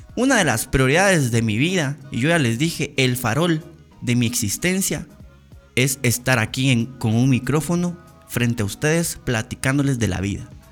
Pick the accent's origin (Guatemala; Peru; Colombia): Guatemala; como guatemaltecos